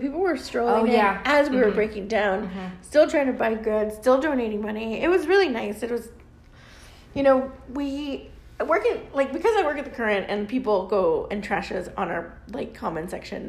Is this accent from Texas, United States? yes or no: yes; the Valley, Texas, United States; I'm from the Valley